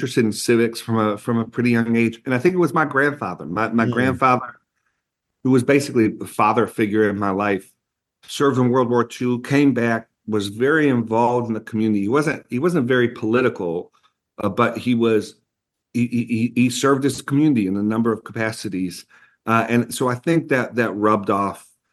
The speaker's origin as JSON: {"language": "English", "town": "Buffalo", "region": "New York", "country": "United States", "said": "we're from Buffalo, New York"}